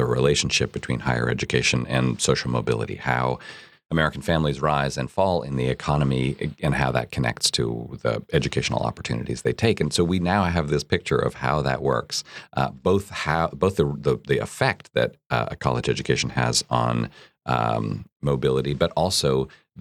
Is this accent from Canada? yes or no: yes; Canada; now in United States; I'm from Canada